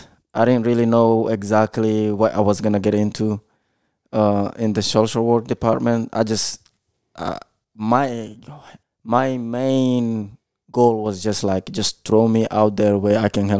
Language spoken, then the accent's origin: English; United States; It's pretty much after I seen a lot of things in growing up in the United States